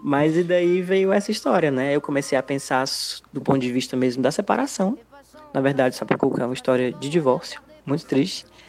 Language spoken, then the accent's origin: Portuguese; Aracati, Ceará, Brazil; quando eu era criança no Aracati